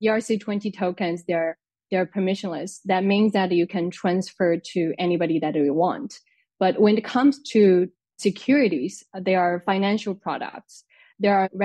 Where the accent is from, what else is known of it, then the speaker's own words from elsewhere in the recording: China; moved away as an adult; now in France; I came to France to study. I'm originally from China